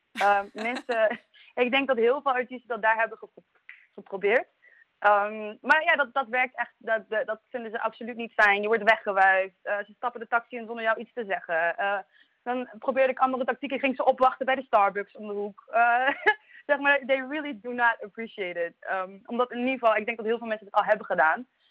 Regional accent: Maastricht, Limburg, Netherlands; ik kom uit Maastricht, geboren en getogen uit Maastricht

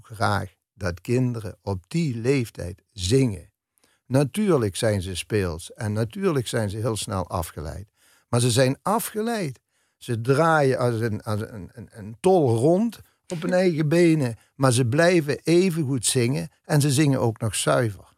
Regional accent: Melick, Limburg, Netherlands; moved away as an adult; also born or lived in Amsterdam; met de fanfaren van Melik dan, waar ik opgegroeid ben

